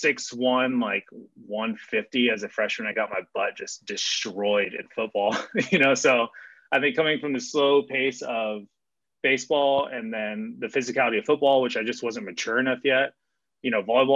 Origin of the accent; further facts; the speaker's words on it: Claremont, California, United States; also born or lived in Pomona, California; I grew up in Claremont. So, you know, I was born down the street in Pomona